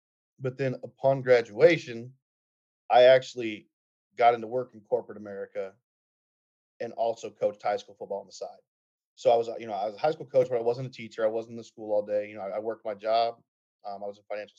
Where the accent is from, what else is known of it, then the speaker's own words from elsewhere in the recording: Indiana, United States; moved away; where I'm from in Indiana